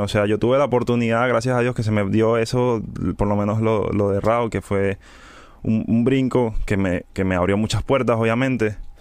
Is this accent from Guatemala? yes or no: no; Caracas, Capital District, Venezuela; soy de Venezuela, Caracas